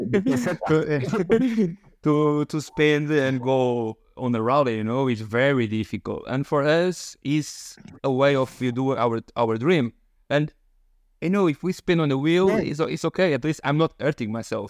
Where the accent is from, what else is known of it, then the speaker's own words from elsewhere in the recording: Portugal; I'm from Portugal.